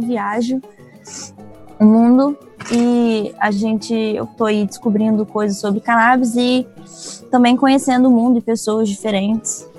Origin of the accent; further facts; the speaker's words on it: Vitória, Espírito Santo, Brazil; moved away as an adult; also born or lived in Tofino, Canada; sou da Ilha de Vitória, aqui no Espírito Santo, no Brasil